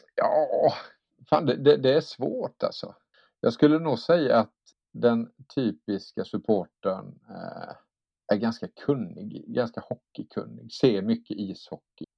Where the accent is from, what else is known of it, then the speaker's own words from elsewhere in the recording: Älmhult, Kronoberg County, Sweden; jag kom från Älmhult och där fanns inget hockeylag